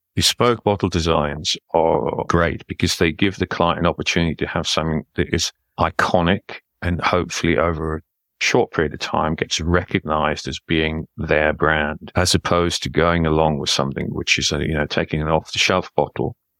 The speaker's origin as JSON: {"language": "English", "town": "Newcastle upon Tyne", "region": "North East England", "country": "United Kingdom", "said": "Well, I'm a Geordie, so that's what they call somebody who comes from Newcastle upon Tyne, which is in the northeast of England."}